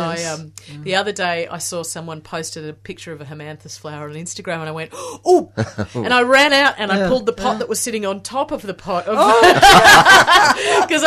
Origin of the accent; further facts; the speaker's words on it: Fremantle, Western Australia, Australia; moved away; I was born and bred in WA. So yep. I grew up. I was born in Fremantle.